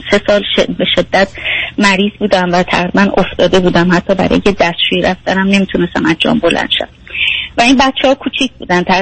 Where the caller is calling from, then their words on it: Germany; از آلمان هستم